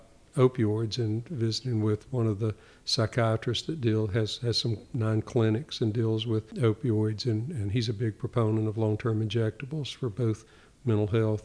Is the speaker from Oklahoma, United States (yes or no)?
no; Knoxville, Tennessee, United States; growing up in Knoxville, I don't ever remember a time when we didn't go to church.